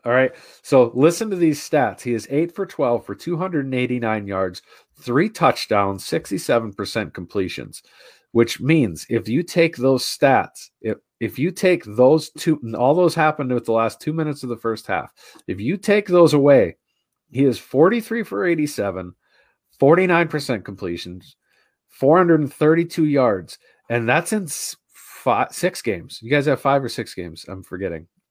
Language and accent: English; Wisconsin, United States; moved away; I grew up in Wisconsin.